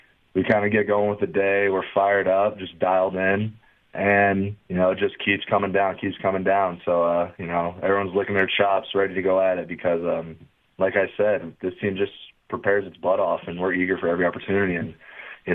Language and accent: English; Virginia, United States; moved away as an adult; now in Michigan, United States; I grew up in Virginia